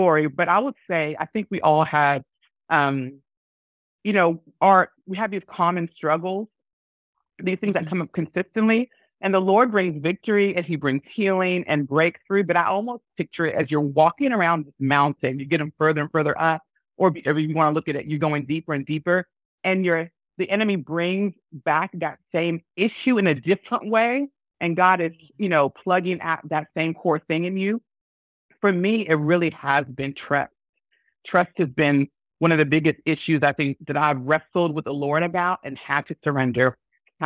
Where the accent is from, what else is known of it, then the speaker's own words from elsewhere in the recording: Alabama, United States; moved away as an adult; also born or lived in Washington, D.C. / Tennessee / Huntsville; now in Iceland; I was born in the States, you know, born and majority of my time raised in Alabama, lived a little bit in the DC area and in Tennessee